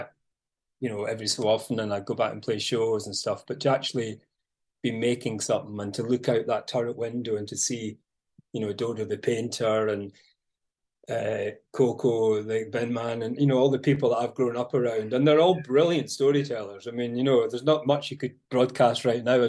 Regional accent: Mull, Scotland, United Kingdom; growing up in Mull

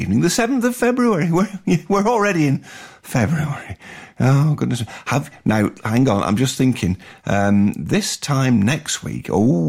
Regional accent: north of England, United Kingdom; accent: northern English; This one is in the north of England, as you can probably tell with my dulcet accent.

